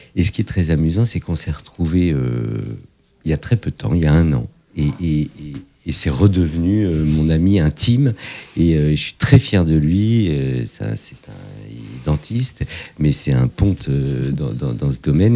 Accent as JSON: {"language": "French", "town": "Fontenay-sous-Bois", "region": "Île-de-France", "country": "France", "tie": "born or raised there", "also_born_or_lived": "Morocco", "said": "j'ai grandi à Fontenay-sous-Bois"}